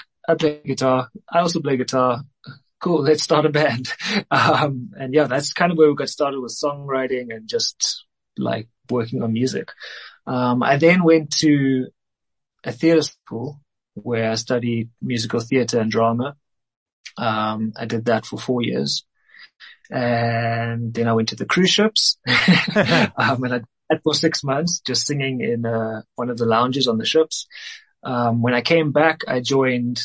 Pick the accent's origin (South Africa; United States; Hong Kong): South Africa; Cape Town, Western Cape; moved away as an adult; now in Johannesburg, South Africa; I'm originally from Cape Town, but I moved up here, I think 6, 7 years ago